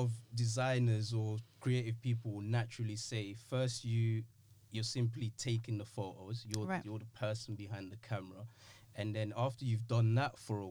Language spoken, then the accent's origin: English; United Kingdom; also born or lived in Democratic Republic of the Congo; I've been in the UK practically all of my life